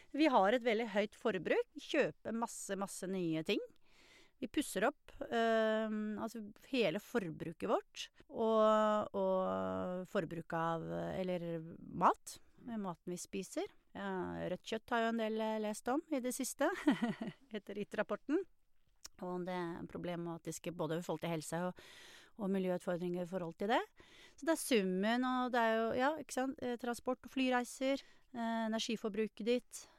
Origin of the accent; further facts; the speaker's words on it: Norway; som nordmenn